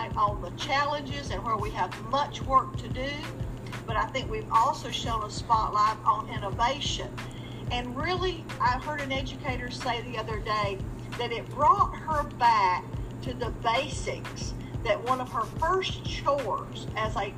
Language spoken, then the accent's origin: English; Enterprise, Alabama, United States; now in Martinsville, United States; I'm originally from Enterprise, Alabama, which is the home of the Boll Weevil Monument